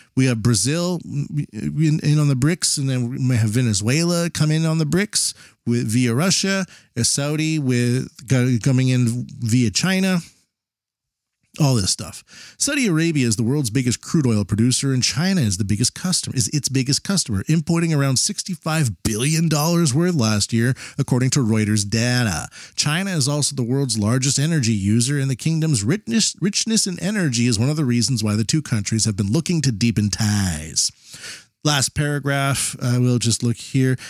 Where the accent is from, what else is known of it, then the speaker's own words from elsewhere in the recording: Canada; now in Japan; I'm Canadian living in Japan